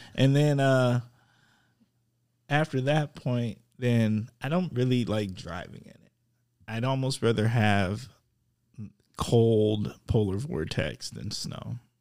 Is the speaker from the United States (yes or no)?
yes; Wisconsin, United States; I'm from Wisconsin